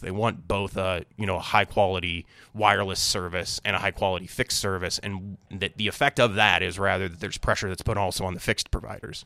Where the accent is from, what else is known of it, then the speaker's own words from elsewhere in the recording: Springfield, Illinois, United States; I'm from Springfield, Illinois